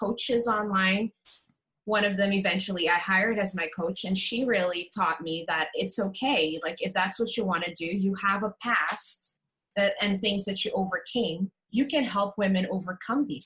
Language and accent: English; Curaçao; I am from Curacao.